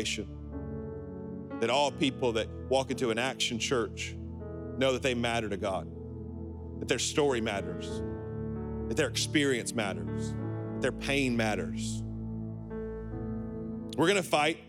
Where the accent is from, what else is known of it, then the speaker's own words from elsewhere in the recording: Alabama, United States; I'm from Alabama